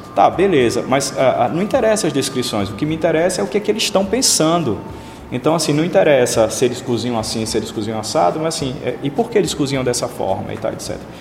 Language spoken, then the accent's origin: Portuguese; Aracaju, Sergipe, Brazil; sou sergipano de Aracaju